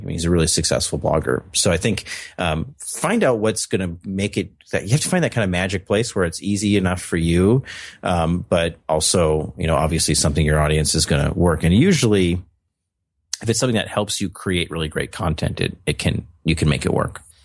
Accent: North Dakota, United States; I'm from North Dakota. We have lots of winter

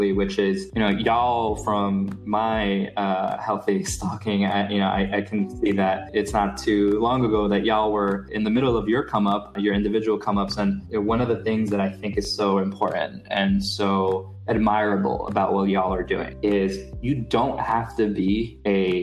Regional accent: New York City, New York, United States; the neighborhood that I'm from in Brooklyn, which is Sunset Park.

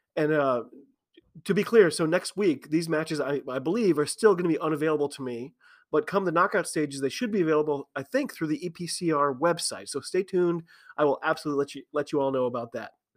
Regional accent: United States; I'm an American rugby fan

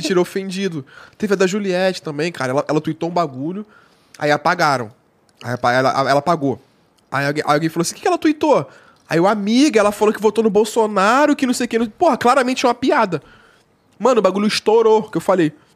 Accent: Nova Iguaçu, Rio de Janeiro, Brazil; eu moro em Nova Iguaçu

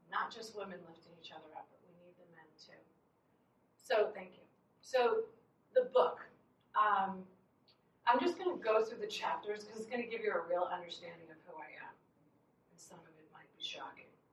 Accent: Long Island, New York, United States; I grew up in Long Island, New York

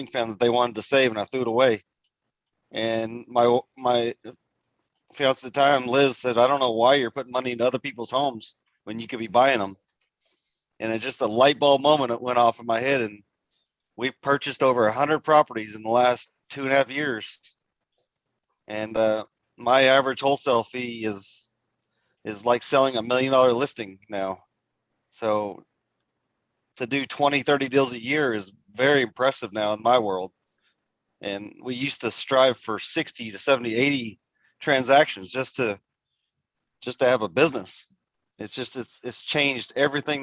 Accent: Haltom City, Texas, United States; I grew up here in Haltom City, Fort Worth, Texas

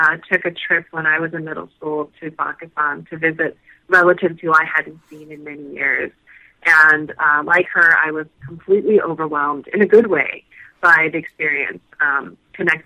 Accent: United States; being raised as an American and not being fluent in the language

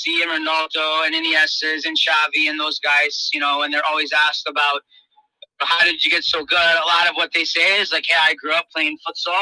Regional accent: South Florida, United States; moved away; I grew up in South Florida, so I played a little bit of futsal growing up

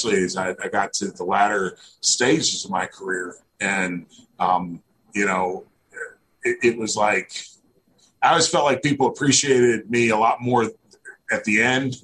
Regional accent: Northeast Missouri, United States; I grew up in Northeast Missouri, about an hour and a half north of St. Louis

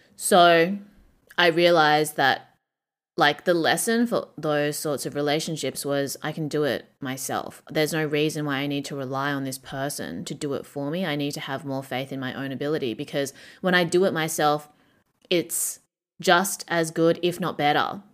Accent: Perth, Western Australia, Australia; moved away as an adult; now in Shanghai, China; Perth, Australia, my hometown

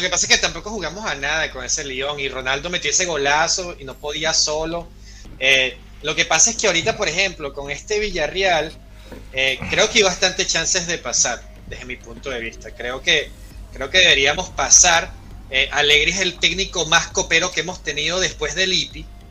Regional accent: Venezuela

